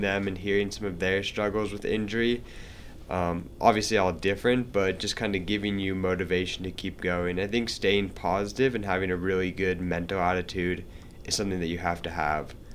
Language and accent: English; Montana, United States; moved away as an adult; now in Salt Lake City, United States; I'm from Montana